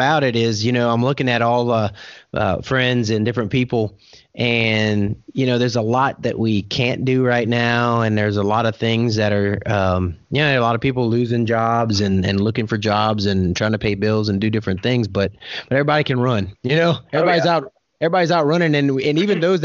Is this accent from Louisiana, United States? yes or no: yes; Louisiana, United States; now in Oklahoma, United States; I grew up in Louisiana, hurricane area, and now I live in Oklahoma, tornado area.